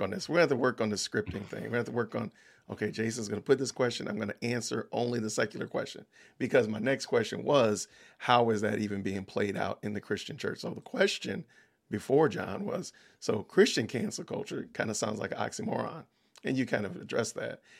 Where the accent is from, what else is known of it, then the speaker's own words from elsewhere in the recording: Atlanta, Georgia, United States; I'm from Atlanta